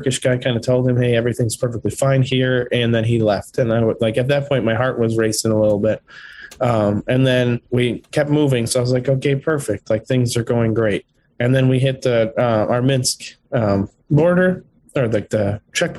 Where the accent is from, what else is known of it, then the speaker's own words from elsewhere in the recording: United States; moved away as an adult; also born or lived in Ukraine; being an American